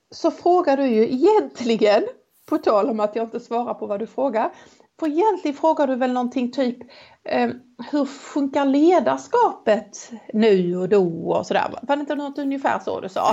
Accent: Helsingborg, Skåne, Sweden; accent: Helsingborg Scanian; den varianten av min Helsingborgsskånska

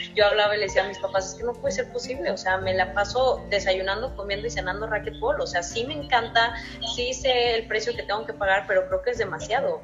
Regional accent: San Luis Potosí, Mexico; now in Nuevo León, Mexico; yo soy originaria de San Luis Potosí, sabes que radico ya en Nuevo León

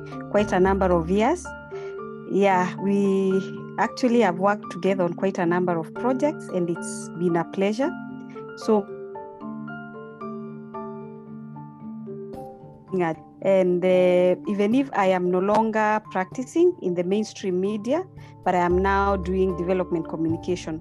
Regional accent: Meru, Meru County, Kenya; When I went to school in Meru, I was born in Meru as well.

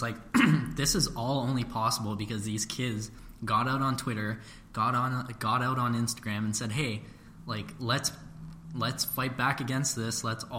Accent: Brampton, Ontario, Canada; So all three of us, we grew up in Brampton, unfortunately.

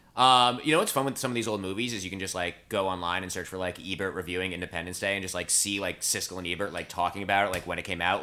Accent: New Jersey, United States; moved away; also born or lived in New York; I'm from New Jersey.

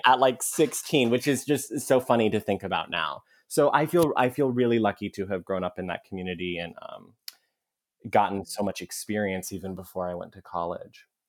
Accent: Mesa, Arizona, United States; we grew up in Mesa, which is kinda like a, um, you know, like the ugly stepchild suburb of Phoenix

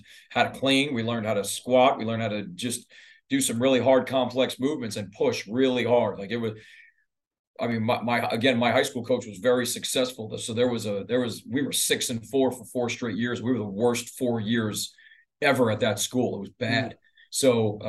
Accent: Jersey Shore, New Jersey, United States; moved away; I grew up on the Jersey Shore

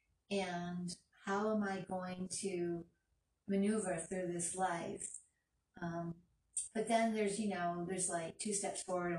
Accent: Maine, United States; now in Florida, United States; I'm originally from Maine

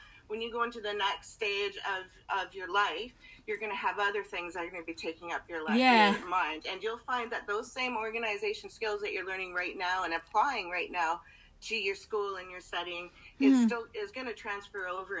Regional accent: Canada; also born or lived in British Columbia, Canada; I'm from Canada. I live in BC, Canada, which is, you know, above Utah, Idaho, Washington area, the States, for those of you who aren't aware. And we live in the south central area of that.

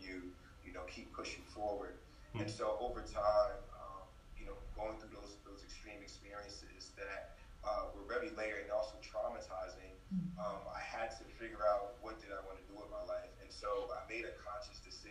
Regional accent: North New Jersey, United States; I was born and raised in North New Jersey, here in the U.S.

